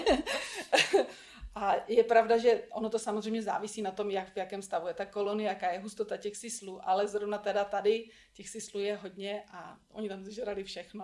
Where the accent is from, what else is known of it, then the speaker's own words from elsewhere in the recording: Czechia; tady u nás v Čechách